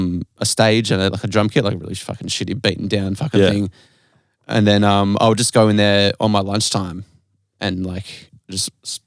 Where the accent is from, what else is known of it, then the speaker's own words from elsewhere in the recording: Lennox Head, New South Wales, Australia; I grew up in Lennox Head.